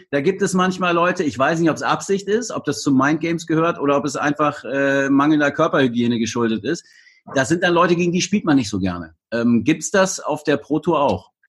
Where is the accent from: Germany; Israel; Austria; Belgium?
Belgium; German is a second language